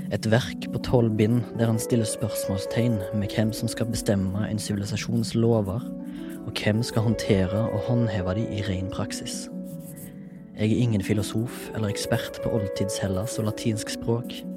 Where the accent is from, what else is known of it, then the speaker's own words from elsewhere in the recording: Haugesund, Rogaland, Norway; jeg kommer fra Haugesund